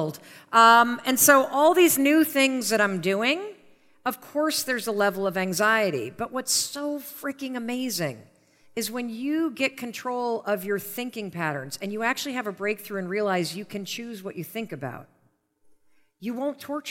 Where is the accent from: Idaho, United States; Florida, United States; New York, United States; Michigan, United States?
Michigan, United States; Western; I grew up in Western Michigan